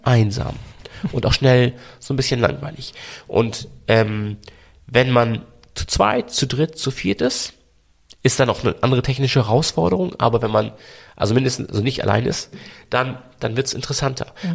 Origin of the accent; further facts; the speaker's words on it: Hamburg, Germany; accent: Hamburg; Also, ich klinge auch total nach Hamburg. Ich mag das auch, wenn man hört, dass ich aus Hamburg komme